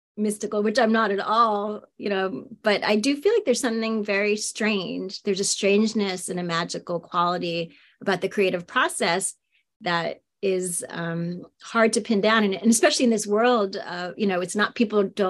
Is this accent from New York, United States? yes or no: yes; New York City, New York, United States; also born or lived in Austin, Texas; now in Philadelphia area, United States; I grew up in Queens in New York City